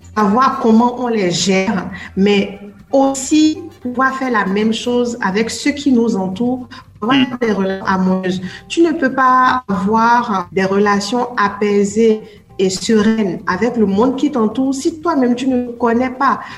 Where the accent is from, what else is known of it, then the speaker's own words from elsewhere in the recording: Benin; moved away as an adult; also born or lived in France; j'avais mhm. déjà 21 ans quand j'ai quitté le Bénin